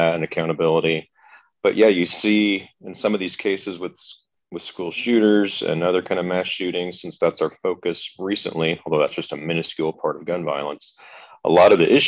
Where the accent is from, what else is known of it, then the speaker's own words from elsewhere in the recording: Kansas, United States; I grew up in Kansas, a family where hunting and like going to the gun range